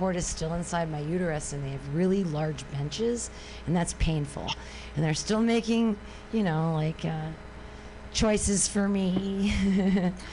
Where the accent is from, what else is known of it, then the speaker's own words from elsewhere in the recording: San Francisco, California, United States; I'm from San Francisco